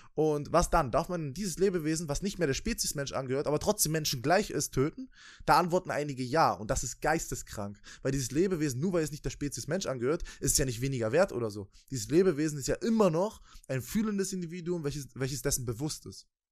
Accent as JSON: {"language": "German", "country": "Germany", "said": "Bei uns in Deutschland, in, in dem viertreichsten Land der Welt"}